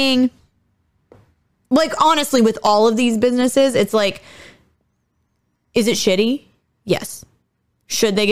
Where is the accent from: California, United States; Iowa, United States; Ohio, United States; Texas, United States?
Ohio, United States; now in Illinois, United States; where I grew up in Ohio, I was about only an hour and a half from the Pennsylvania border